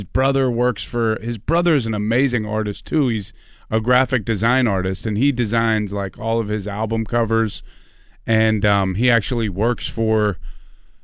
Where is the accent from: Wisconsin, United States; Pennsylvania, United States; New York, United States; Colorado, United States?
Pennsylvania, United States; Pittsburgh; I grew up in Frick Park